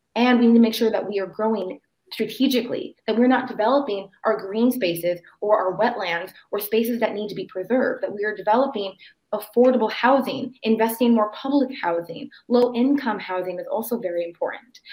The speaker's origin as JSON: {"language": "English", "town": "Renton", "region": "Washington", "country": "United States", "tie": "born or raised there", "said": "I was born and raised in Renton, Washington"}